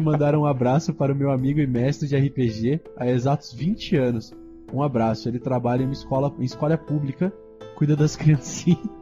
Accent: Campinas, São Paulo, Brazil; eu sou de Campinas, interior de São Paulo

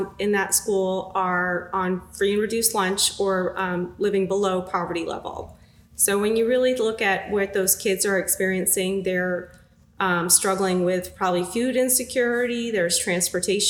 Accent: Massachusetts, United States; moved away as an adult; now in Greensboro, United States; I grew up in Massachusetts, came down

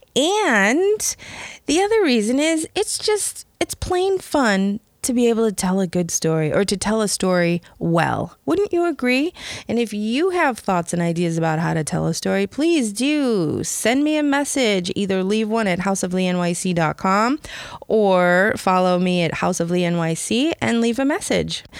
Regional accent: Chicago, Illinois, United States; moved away; I'm originally from Chicago

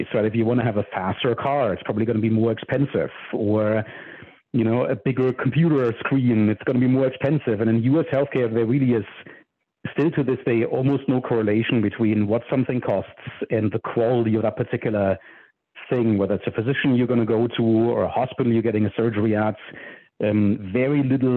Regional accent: Germany; moved away as an adult; now in United States; I'm from Germany originally, and I grew up programming

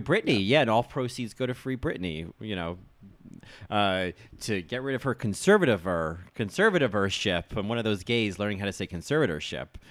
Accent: United States; I'm American

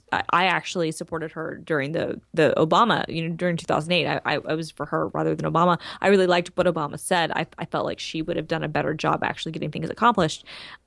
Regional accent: the South, United States; But I know this from growing up in the South.

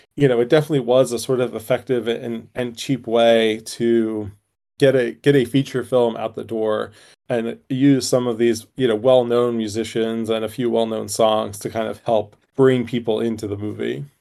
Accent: United States; as an American

